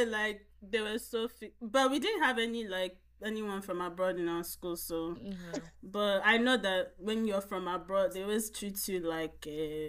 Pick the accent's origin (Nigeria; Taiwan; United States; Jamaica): Nigeria; in Nigeria. At least when I was growing up, there was a lot of colors.